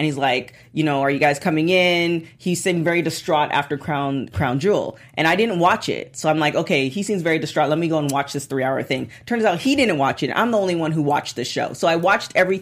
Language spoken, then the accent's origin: English; Canada; I am Canadian